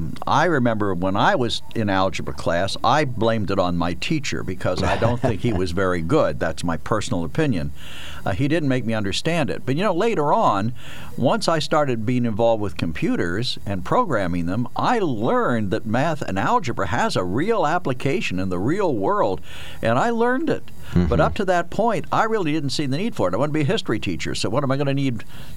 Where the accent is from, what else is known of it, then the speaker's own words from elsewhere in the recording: Harrisburg, Pennsylvania, United States; I grew up in the inner city of Harrisburg.